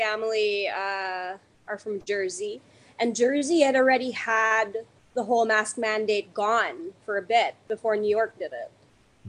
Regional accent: Manila, Metro Manila, Philippines; moved away as an adult; now in United States; In the Philippines. I grew up in the Philippines

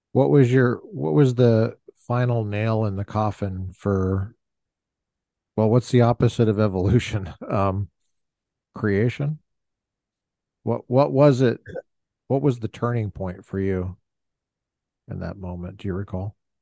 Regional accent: Colorado, United States; I grew up in Colorado.

